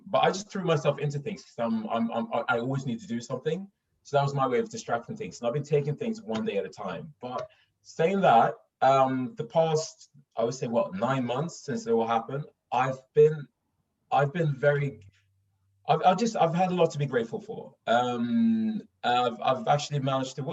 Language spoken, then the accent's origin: English; Stockholm, Stockholm County, Sweden; accent: Stockholm; moved away as an adult; now in London, United Kingdom; I'm from Stockholm. I grew up in Stockholm